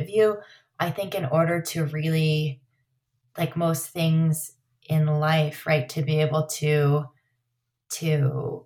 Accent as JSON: {"language": "English", "town": "Los Alamos", "region": "New Mexico", "country": "United States", "tie": "born or raised there", "also_born_or_lived": "Truchas, New Mexico", "said": "Growing up in Los Alamos"}